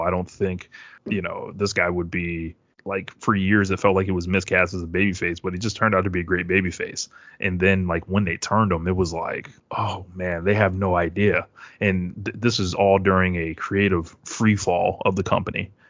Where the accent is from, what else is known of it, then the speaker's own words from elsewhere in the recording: Springfield, Massachusetts, United States; I'm from Springfield, Massachusetts originally